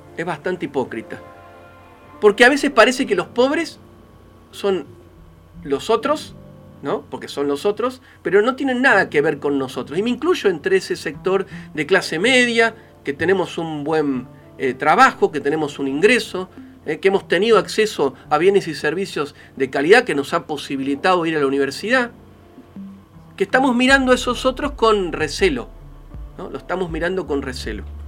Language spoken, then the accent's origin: Spanish; Argentina; nuestro país